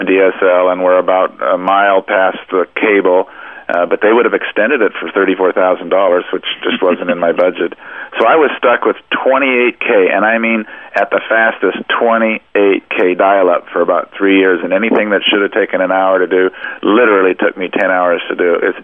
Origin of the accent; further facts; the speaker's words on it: California, United States; It's like Los Angeles. I came from Southern California, and it's nothing new to me.